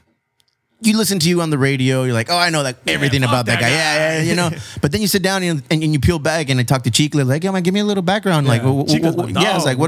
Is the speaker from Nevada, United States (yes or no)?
no; Chula Vista, California, United States; I'm from Chula Vista. Yeah. I grew up listening to corridos